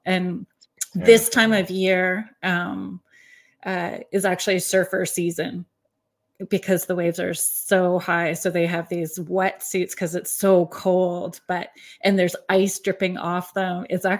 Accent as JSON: {"language": "English", "region": "Northern Ontario", "country": "Canada", "tie": "born or raised there", "said": "I grew up in Northern Ontario as well too."}